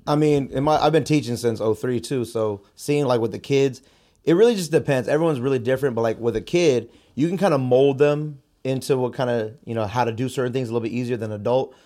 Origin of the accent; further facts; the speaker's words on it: San Jose, California, United States; I was born and raised in San Jose. Uh, I grew up on the South Side